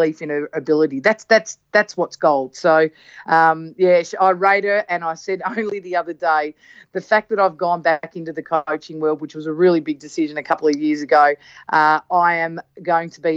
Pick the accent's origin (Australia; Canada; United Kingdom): Australia; I am an Australian